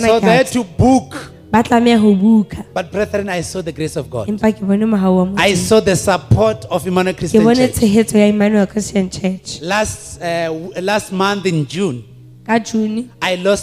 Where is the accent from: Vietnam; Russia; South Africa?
South Africa; Venda, Limpopo; moved away as an adult; now in Lesotho; I was born in Las Vendas, a place called Las Vendas in South Africa.